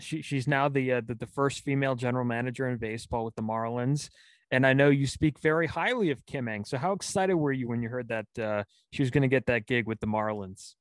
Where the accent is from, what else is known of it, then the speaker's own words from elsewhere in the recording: Pacifica, California, United States; someone from my hometown was also in that draft the uh, pacifica legend